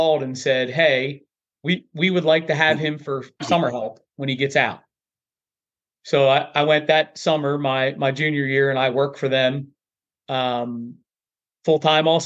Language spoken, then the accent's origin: English; Earlville, Maryland, United States; So I was born and raised in Earlville, Maryland.